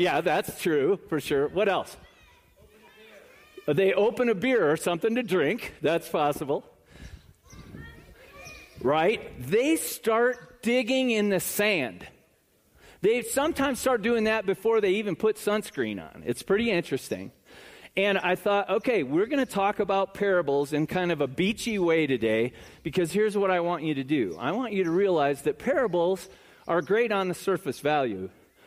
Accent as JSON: {"language": "English", "town": "South Bend", "region": "Indiana", "country": "United States", "tie": "born or raised there", "also_born_or_lived": "Chicago", "moved": "yes", "lives_now": "Florida, United States", "said": "I was born in Chicago, raised in northern Indiana in South Bend, lived here for almost 25 years, and have just been in Florida for like a year and a half"}